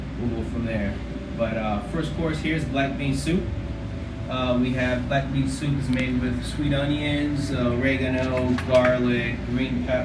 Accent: Puerto Rico; moved away; I grew up in Puerto Rico, so a lot of my skills came from grandma

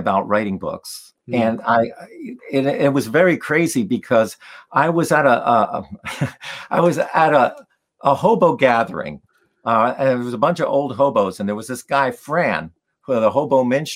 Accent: New Jersey, United States; also born or lived in Poland; a young kid growing up in New Jersey

